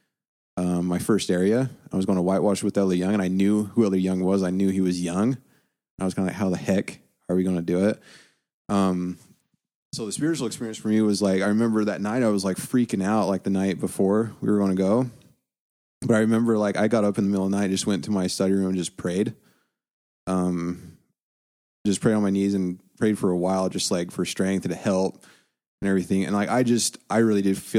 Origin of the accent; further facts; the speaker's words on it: United States; we're white, we're American